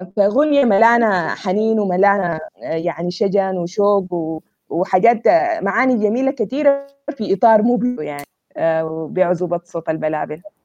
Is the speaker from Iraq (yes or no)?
no; Sudan; accent: Sudanese; انا انسانه سودانيه